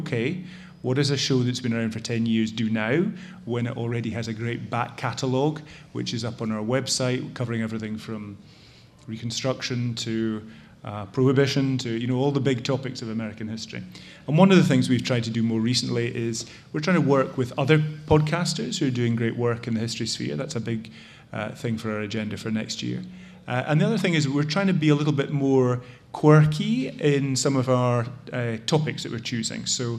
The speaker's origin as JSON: {"language": "English", "region": "Scotland", "country": "United Kingdom", "accent": "Scottish", "lives_now": "United States", "said": "As you can tell from my accent, which has not fully completed its transition from Scotland to America, I'm a Brit."}